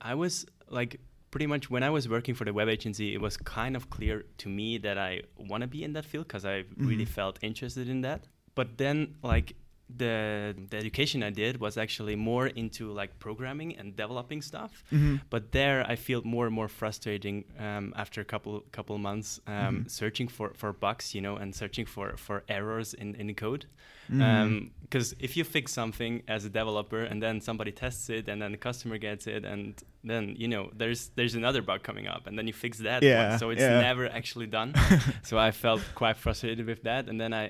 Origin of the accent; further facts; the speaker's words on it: Kloten, Zurich, Switzerland; English is a second language; I grew up in Kloten, which is actually where Zurich Airport is located.